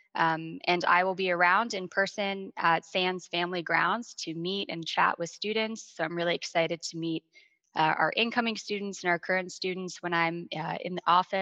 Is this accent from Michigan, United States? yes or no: no; Washington, District of Columbia, United States; I'm originally from the Washington, D.C. area and love this area.